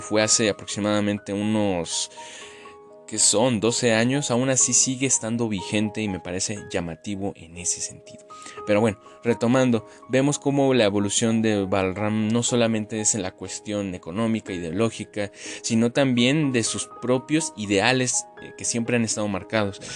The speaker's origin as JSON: {"language": "Spanish", "country": "Mexico"}